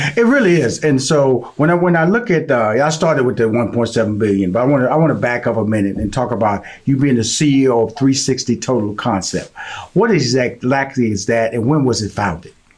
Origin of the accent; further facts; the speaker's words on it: Houston, Texas, United States; I'm born and raised in Houston, Texas